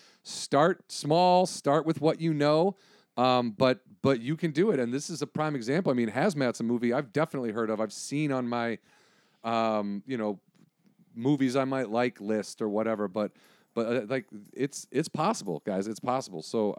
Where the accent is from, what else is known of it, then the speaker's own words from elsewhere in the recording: Illinois, United States; moved away; also born or lived in northern Wisconsin; A small town in Illinois. I spent a lot of time in northern Wisconsin.